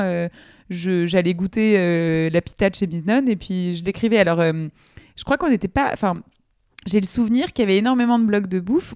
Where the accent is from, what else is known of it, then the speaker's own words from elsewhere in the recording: Colombes, Île-de-France, France; j'ai grandi à Colombes en, banlieue parisienne